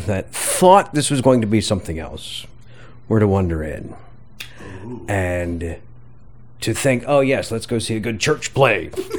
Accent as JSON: {"language": "English", "region": "the South", "country": "United States", "tie": "born or raised there", "moved": "yes", "lives_now": "New York, United States", "said": "growing up in the South"}